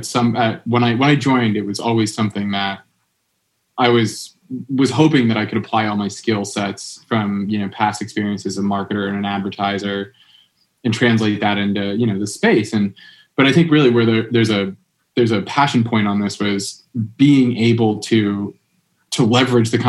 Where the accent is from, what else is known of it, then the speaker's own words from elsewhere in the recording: the Berkshires, Massachusetts, United States; I'm from here in the Berks. I'm from a town over